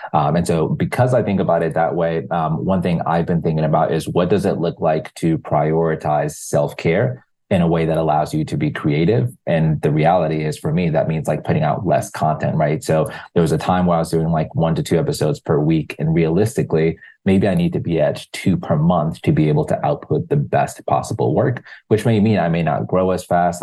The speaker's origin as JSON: {"language": "English", "country": "Zimbabwe", "moved": "yes", "said": "I'm originally from Zimbabwe"}